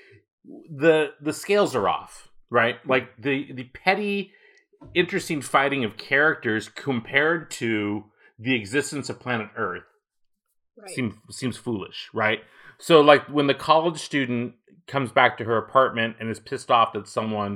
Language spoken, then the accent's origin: English; Walnut Creek, California, United States; I grew up in Walnut Creek in Northern California